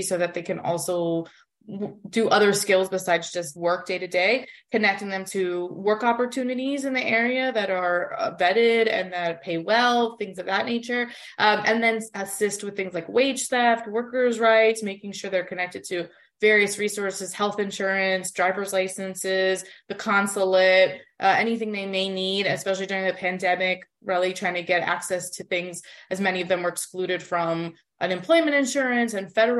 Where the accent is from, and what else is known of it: Miami, Florida, United States; born or raised there; also born or lived in Uruguay; now in New York, United States